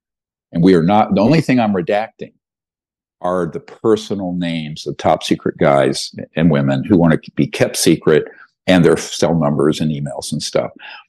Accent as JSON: {"language": "English", "region": "the South", "country": "United States", "tie": "born or raised there", "said": "I grew up poor in the South. We couldn't afford to go to a race."}